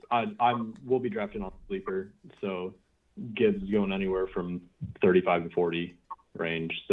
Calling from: Kansas, United States

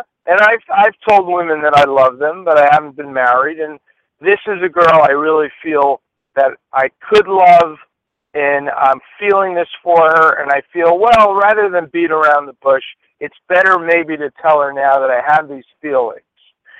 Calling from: Los Angeles, California, United States; And from Los Angeles.

